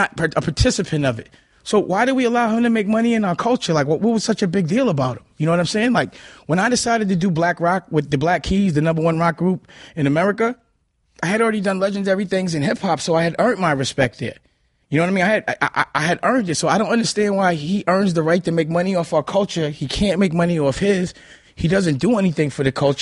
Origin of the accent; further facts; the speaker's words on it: New York City, New York, United States; I'm from Harlem.